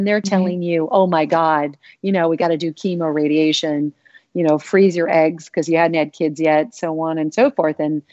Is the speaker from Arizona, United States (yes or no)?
yes; Arizona, United States; growing up in Arizona